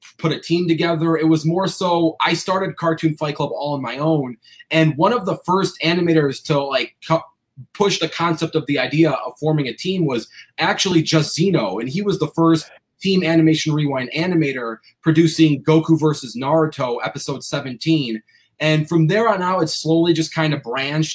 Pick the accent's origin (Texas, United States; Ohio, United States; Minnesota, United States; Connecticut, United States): Ohio, United States; Cleveland; I grew up in Cleveland, so I'm like a diehard Cavaliers fan